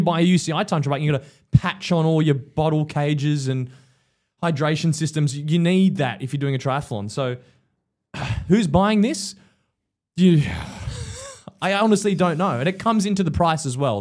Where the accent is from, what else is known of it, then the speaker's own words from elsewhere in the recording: Australia; as an Aussie